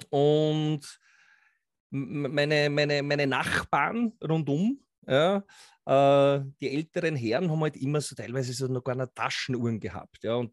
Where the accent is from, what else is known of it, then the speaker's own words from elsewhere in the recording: Austria; Äh, ich komme aus Österreich, ist ja, wie du sagst, nicht zu überhören.